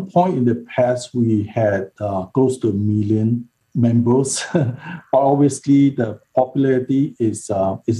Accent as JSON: {"language": "English", "country": "Malaysia", "tie": "born or raised there", "moved": "yes", "said": "I grew up in Malaysia"}